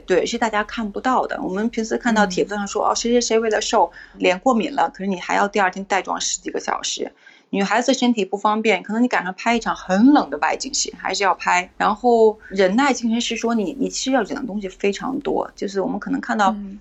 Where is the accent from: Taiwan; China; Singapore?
China; 我们作为中国人